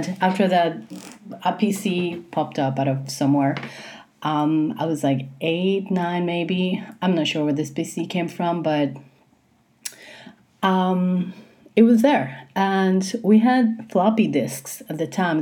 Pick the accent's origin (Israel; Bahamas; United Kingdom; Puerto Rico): Puerto Rico; I was born in 1982 in Puerto Rico, which is where I live, and this is where I'm recording this.